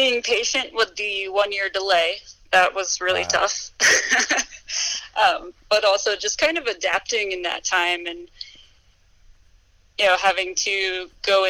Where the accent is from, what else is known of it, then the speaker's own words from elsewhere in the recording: East Coast, United States; moved away as an adult; also born or lived in Tahoe; now in Vail, United States; I grew up on the East Coast